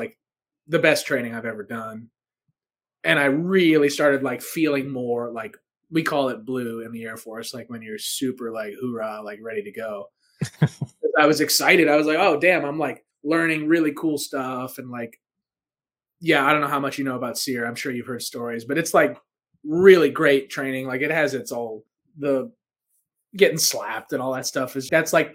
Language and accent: English; East Coast, United States; moved away as an adult; also born or lived in Albuquerque, New Mexico; I'm from the East Coast